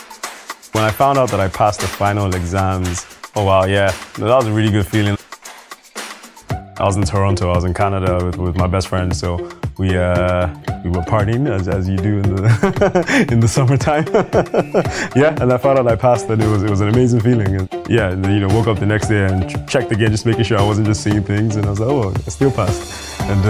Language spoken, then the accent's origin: English; Nigeria; I grew up in Nigeria